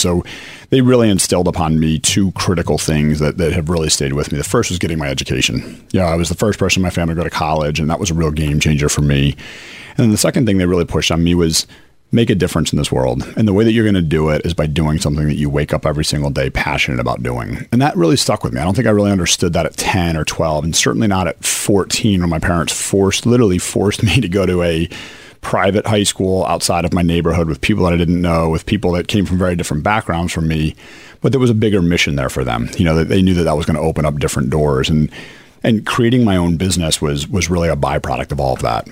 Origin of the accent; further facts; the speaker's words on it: Chicago, Illinois, United States; now in Philadelphia, United States; I grew up in Chicago